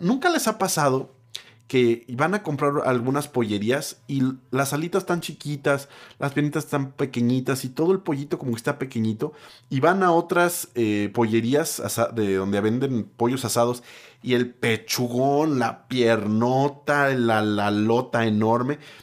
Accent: Mexico; solo soy un mexicano

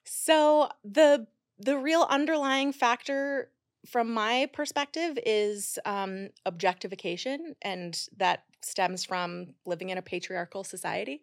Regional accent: Idaho, United States; moved away as an adult; also born or lived in Utah; now in New York City, United States; I grew up in Idaho

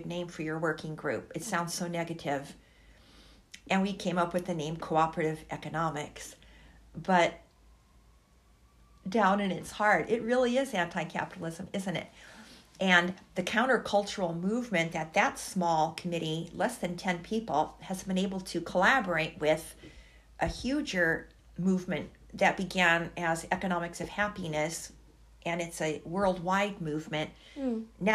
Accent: Los Angeles, California, United States; moved away as an adult; also born or lived in Syria / New York; now in Harrisonburg, United States; if you're in California, as I was as a child, never learning the names of the indigenous people who lived in Los Angeles, where I was living

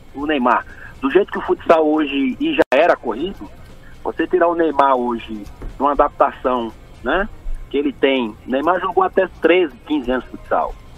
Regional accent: Recife, Pernambuco, Brazil; moved away; also born or lived in Rio Grande do Sul; Escola pública ali em Recife, que eu sou pernambucano.

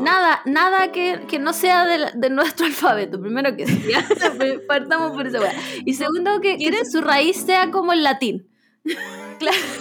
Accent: Chile; soy una persona que soy chilena claramente

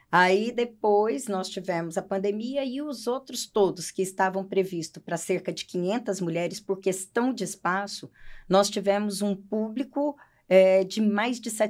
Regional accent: Roraima, Brazil; also born or lived in Paraná, Brazil; Eu nasci no Paraná e vim para Roraima com sete anos de idade.

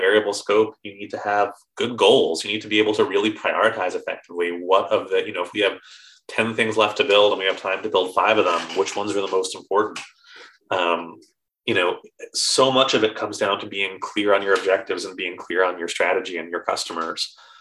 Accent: New York, United States; now in England, United Kingdom; I'm from New York

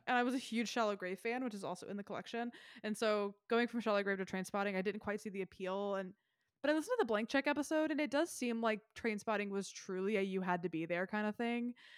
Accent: Memphis, Tennessee, United States; also born or lived in northern Mississippi; I'm from Memphis. I'm on the state line of Mississippi and have spent a lot of my life and childhood in northern Mississippi

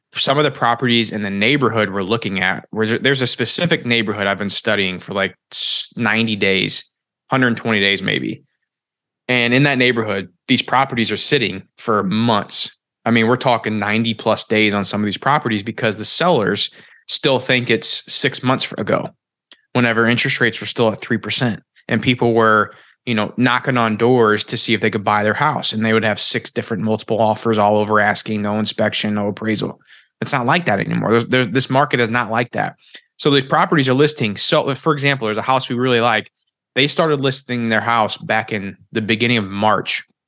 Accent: Missouri, United States; moved away; where I came from, I'm from Missouri

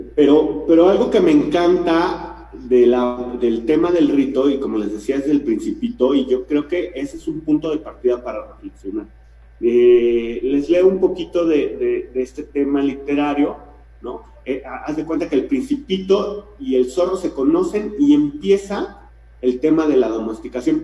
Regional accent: Mexico; Como mexicanos

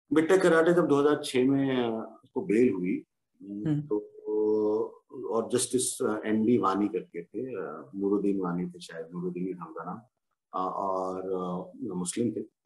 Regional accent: Jammu and Kashmir, India; moved away; as a Kashmiri पंडित मैं कश्मीरी पंडित तभी हूँ जब मैं कश्मीर से हूँ

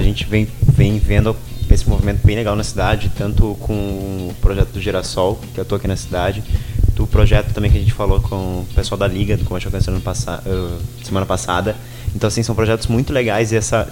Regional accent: Fronteira Oeste, Rio Grande do Sul, Brazil; Eu sou da Fronteira Oeste

